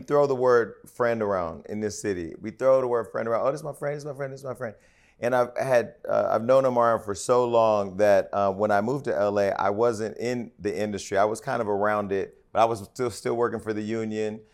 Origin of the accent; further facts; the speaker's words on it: Northern California, United States; I'm from Northern California